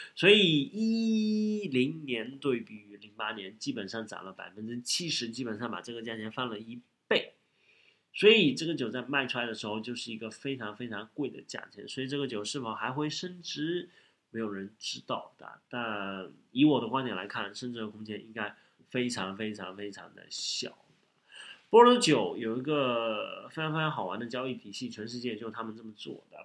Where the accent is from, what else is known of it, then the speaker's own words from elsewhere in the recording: Shanghai, China; 作为一个上海人